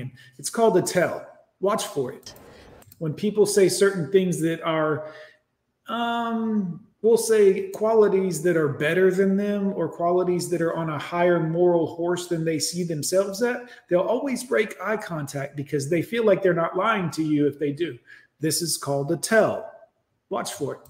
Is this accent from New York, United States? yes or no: no; Alabama, United States; I'm from Alabama